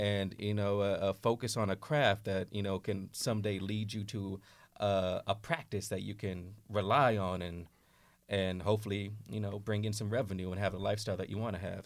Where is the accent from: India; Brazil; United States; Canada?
United States; Oakland, California; moved away as an adult; now in New York City, United States; I grew up in Oakland